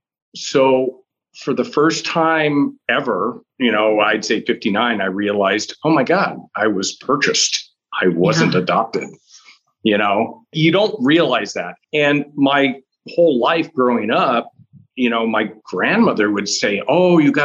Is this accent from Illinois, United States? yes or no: yes; Chicago, Illinois, United States; growing up was interesting. We were in Chicago